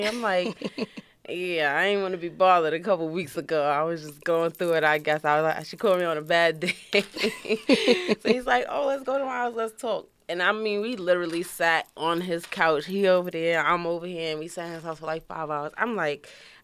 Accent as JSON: {"language": "English", "town": "New York City", "region": "New York", "country": "United States", "tie": "born or raised there", "also_born_or_lived": "Brooklyn, New York", "said": "I'm from Queens. I'm originally born in Brooklyn"}